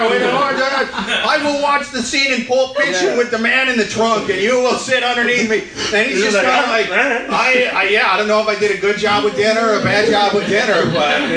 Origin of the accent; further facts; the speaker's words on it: Midwest, United States; now in New York, United States; I'm from the Midwest originally